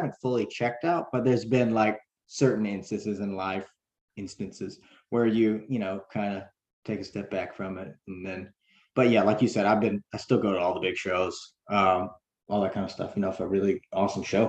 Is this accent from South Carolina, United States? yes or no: yes; South Carolina, United States; we're from South Carolina